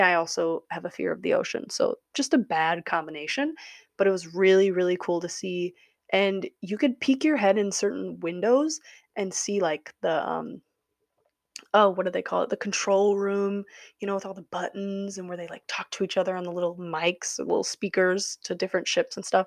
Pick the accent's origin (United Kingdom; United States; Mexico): United States; Wisconsin; I am from Wisconsin